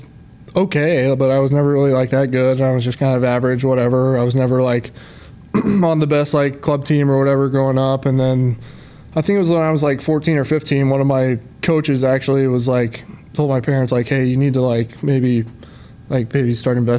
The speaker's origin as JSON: {"language": "English", "town": "Plano", "region": "Texas", "country": "United States", "tie": "born or raised there", "also_born_or_lived": "North Carolina", "said": "I love Plano, grew up there, older brother, older sister"}